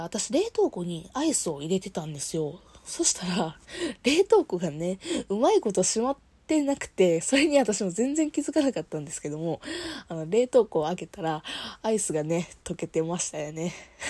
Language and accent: Japanese; Kansai, Japan; 私、生まれも育ちも関西で、今いるところもね、あの、職場も地元なんですよ。